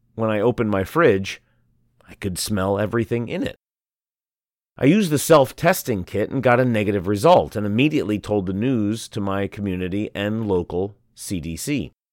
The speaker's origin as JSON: {"language": "English", "region": "Shanghai", "country": "China", "tie": "born or raised there", "said": "I was born and raised in Shanghai"}